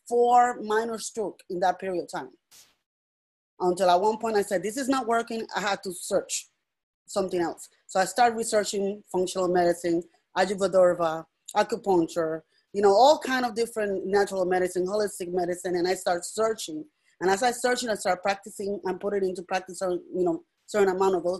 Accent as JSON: {"language": "English", "country": "Puerto Rico", "moved": "yes", "said": "I'm originally from Puerto Rico, so I'm bilingual"}